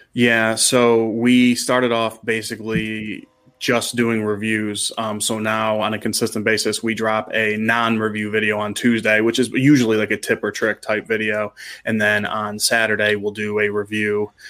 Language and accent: English; Cleveland, Ohio, United States; born and raised in the Cleveland area